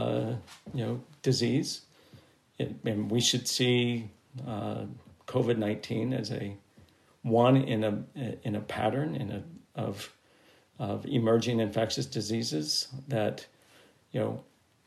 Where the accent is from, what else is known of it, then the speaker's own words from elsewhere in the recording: United States; as an American